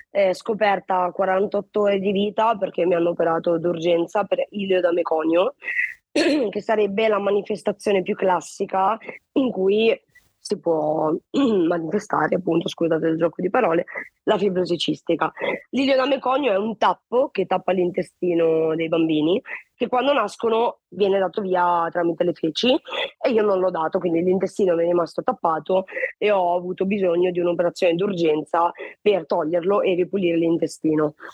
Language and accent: Italian; Genoa, Liguria, Italy; vengo da Genova, ho sempre vissuto qua. Il 16 maggio compirò 32 anni perché sono classe 91.